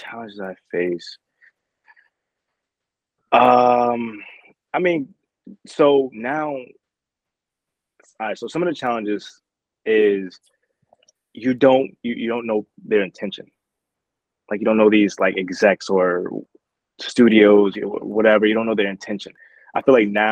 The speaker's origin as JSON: {"language": "English", "town": "Newark", "region": "New Jersey", "country": "United States", "tie": "born or raised there", "said": "I was born in Newark, New Jersey"}